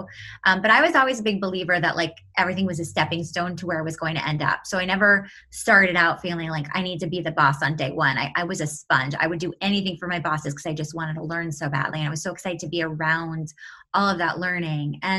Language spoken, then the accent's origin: English; New York City, New York, United States; moved away as an adult; now in California, United States; New York City, and now I live in California, but I'm a New Yorker at heart for sure